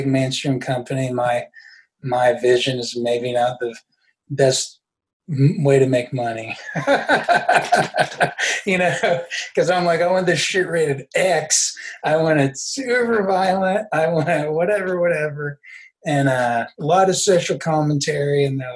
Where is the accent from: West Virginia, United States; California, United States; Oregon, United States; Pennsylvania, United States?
West Virginia, United States; Huntington; moved away; my hometown's the overdose capital of the world. And my home state, West Virginia